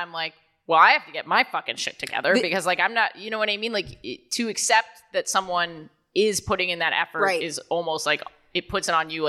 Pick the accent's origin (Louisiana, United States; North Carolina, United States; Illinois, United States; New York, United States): New York, United States; I grew up here in New York.